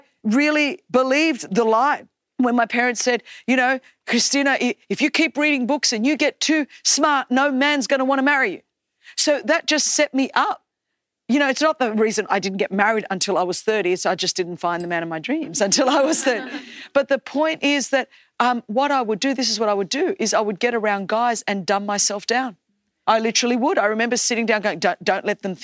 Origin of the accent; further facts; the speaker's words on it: Australia; English is a second language; you're not Australian enough, that you sound too ethnic because I had a strong accent because I was just learning English.